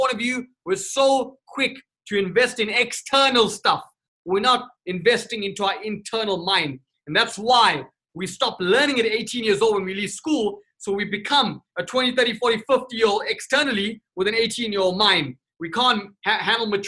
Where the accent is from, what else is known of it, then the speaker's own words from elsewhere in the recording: Durban, KwaZulu-Natal, South Africa; moved away; also born or lived in Johannesburg, South Africa / Cape Town, South Africa; I was born and raised in South Africa. Durban, South Africa